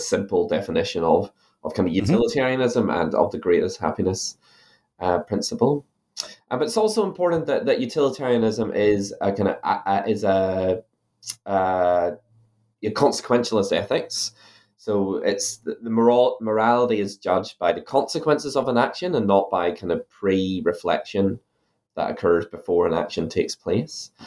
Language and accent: English; Ireland; now in New Zealand; you might be able to tell from my accent that I'm originally from Ireland.